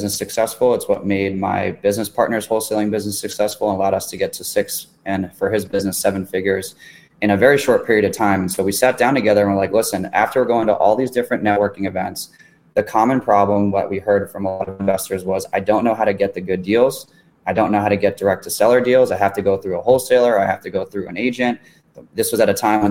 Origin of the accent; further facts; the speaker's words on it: Miami, Florida, United States; moved away; I'm in my hometown here